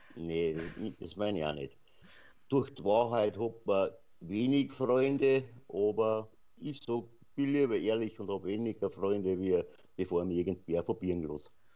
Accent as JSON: {"language": "German", "town": "Passau", "region": "Bavaria", "country": "Germany", "tie": "born or raised there", "accent": "Bavarian", "said": "mein Geburtsort, wo ich ja gerade, sagen wir mal, 10 bis 15 Kilometer davor entfernt wohne"}